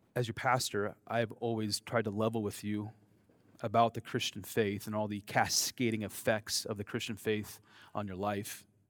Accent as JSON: {"language": "English", "country": "United States", "accent": "American", "said": "my American accent"}